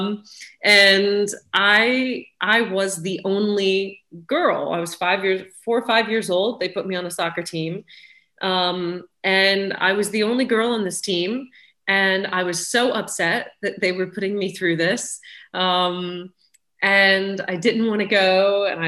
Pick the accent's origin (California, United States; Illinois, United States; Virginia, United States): Virginia, United States; Richmond; moved away as an adult; now in England, United Kingdom; I grew up in Richmond, Virginia